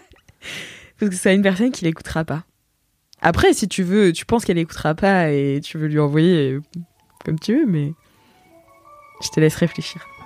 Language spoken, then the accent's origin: French; Nantes, Pays de la Loire, France; now in Paris, France; je viens de Nantes, tu vois, et je suis arrivée à Paris.